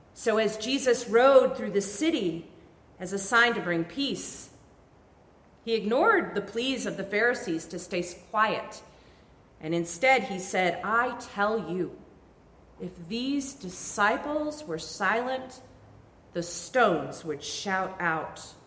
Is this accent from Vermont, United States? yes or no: yes; Vermont, United States; I grew up in Vermont